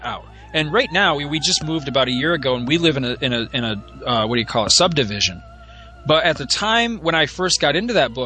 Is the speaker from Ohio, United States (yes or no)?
no; New York, United States; also born or lived in Florida; we moved to New York from Florida when I was seven